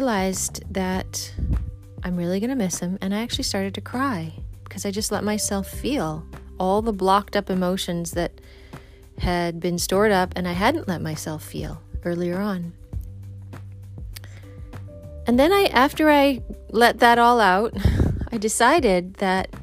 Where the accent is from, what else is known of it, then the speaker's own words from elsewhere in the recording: Vancouver, British Columbia, Canada; now in East Coast, United States; I'm from the West Coast of Canada. I'm from Vancouver area.